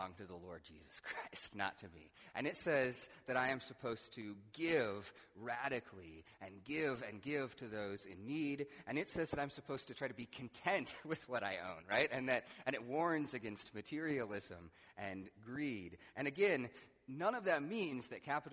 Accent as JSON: {"language": "English", "country": "United States", "said": "I, as an American"}